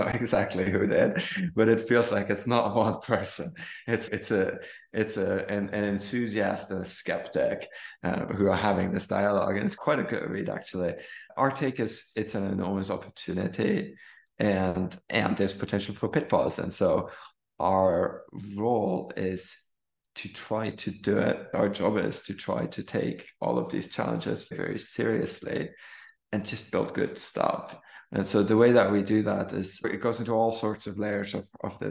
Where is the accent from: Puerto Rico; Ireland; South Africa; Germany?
Germany; English is a second language; moved away as an adult; also born or lived in Stanford, United States / Kenya; learning to read in English growing up in Germany